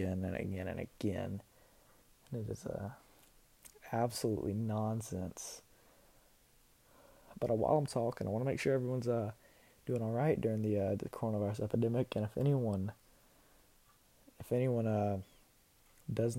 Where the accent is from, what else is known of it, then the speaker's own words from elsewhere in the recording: South Carolina, United States; I'm from South Carolina